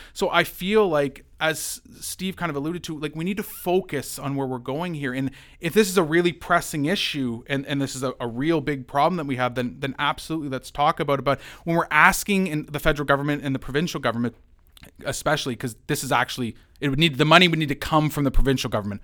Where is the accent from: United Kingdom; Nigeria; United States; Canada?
Canada; London, Ontario; as a Londoner.